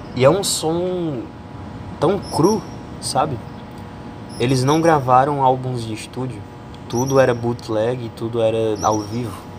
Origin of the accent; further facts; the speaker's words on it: Paraíba, Brazil; accent: paraibano; Eu sou paraibano